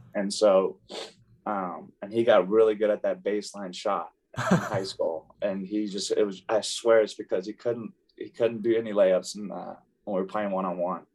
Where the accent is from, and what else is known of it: Tulsa, Oklahoma, United States; born or raised there; also born or lived in Dallas, Texas